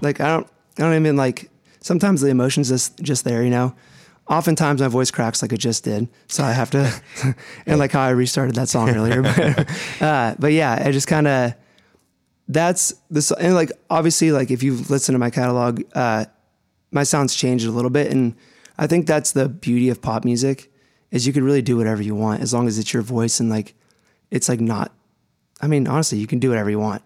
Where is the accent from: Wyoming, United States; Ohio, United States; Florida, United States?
Ohio, United States; Youngstown; moved away as an adult; I'm from Youngstown, Ohio. Uh, I went to college there and everything. Growing up